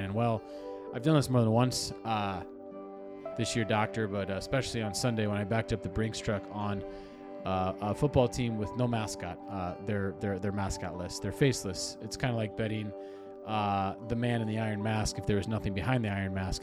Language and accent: English; Detroit, Michigan, United States; my hometown, Detroit